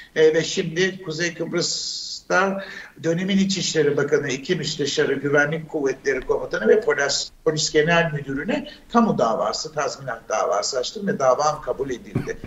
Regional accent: Turkey; moved away as an adult; Biz ilkokulu okurken yedi bölgeydi bizim ülkemiz.

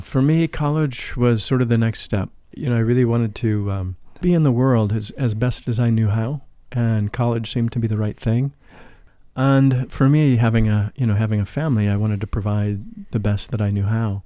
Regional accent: St. Louis, Missouri, United States; moved away; I grew up in the Midwest of the United States in Saint Louis

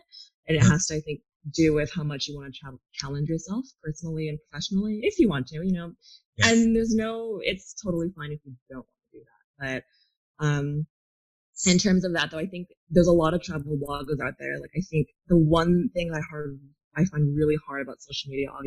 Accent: California, United States; moved away as an adult; also born or lived in New Zealand / Australia / Japan / Thailand; growing up in California

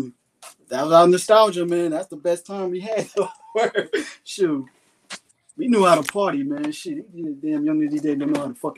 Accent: New York, United States; I'm from New York.

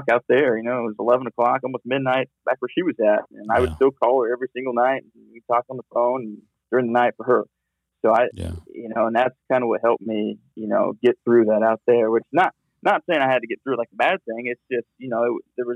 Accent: Midwest, United States; moved away as an adult; also born or lived in Hawaii / Kansas; I was from the Midwest and moved to an island out in the middle of the ocean

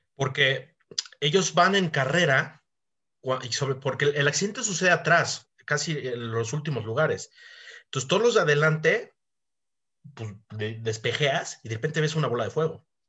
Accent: Mexico; somos mexicanos

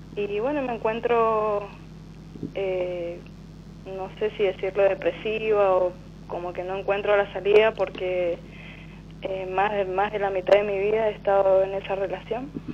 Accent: Godoy Cruz, Mendoza, Argentina; Soy de Mendoza

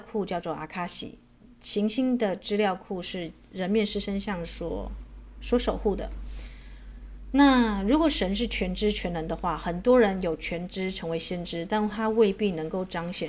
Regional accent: China; 我们中国人最最忌讳啊这个谈到四嘛，对不对？

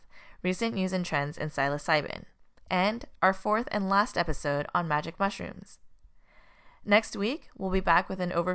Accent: Montreal, Quebec, Canada; now in United States; I am actually Canadian myself, born and raised in Montreal

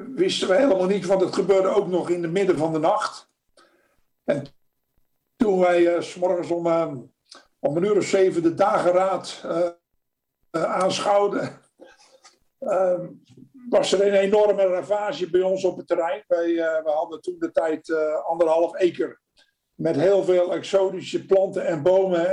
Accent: Netherlands; first language Dutch; moved away as an adult; now in United States; En je doet als Nederlander eh, in het Nederlands

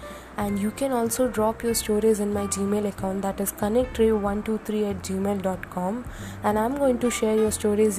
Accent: Chennai, Tamil Nadu, India; I'm basically from Chennai.

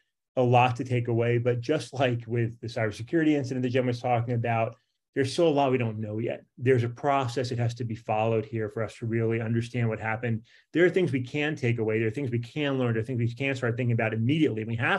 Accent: Virginia, United States; in my home state here in Virginia

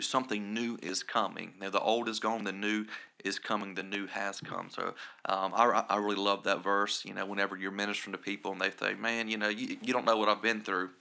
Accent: Scranton, South Carolina, United States; I'm from Scranton, South Carolina, and, uh, we have a total of about eight hundred people there.

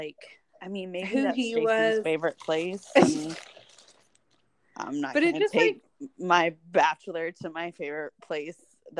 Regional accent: Texas, United States; Maybe it's because we're from Texas.

